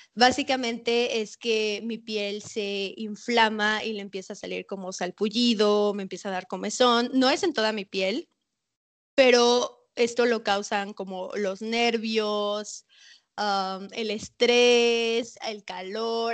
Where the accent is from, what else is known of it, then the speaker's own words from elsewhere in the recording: Mérida, Yucatán, Mexico; also born or lived in Mexico City; Yo nací en Ciudad de México. Luego me mudé aquí a Mérida